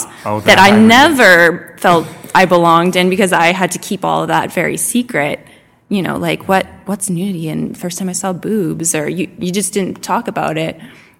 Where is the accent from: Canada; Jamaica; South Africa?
Canada; Battleford, Saskatchewan; now in Saskatoon, Canada; I grew up in Battleford, which is an hour and a half north. So small town.